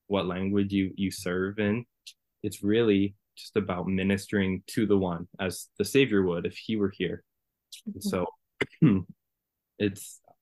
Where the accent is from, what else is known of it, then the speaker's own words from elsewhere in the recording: Lethbridge, Alberta, Canada; also born or lived in Spruce Grove, Alberta; now in Edmonton, Canada; I grew up in Lethbridge, and then I moved to Spruce Grove, which is just beside Edmonton.